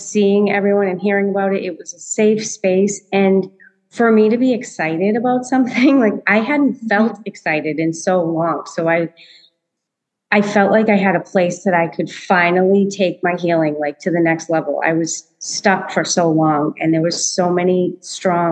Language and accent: English; Massachusetts, United States; I grew up in Massachusetts